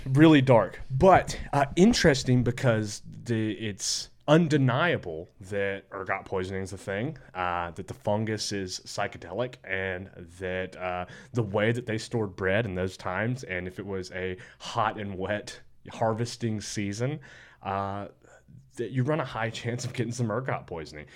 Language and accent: English; Alabama, United States; I'm from Alabama